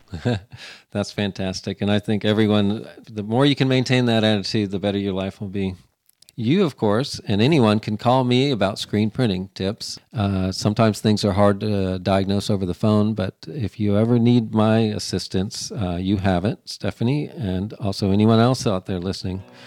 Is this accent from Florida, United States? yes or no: yes; Florida, United States; moved away as an adult; now in Missouri, United States; I, I, lived in humidity, got raised in it in Florida.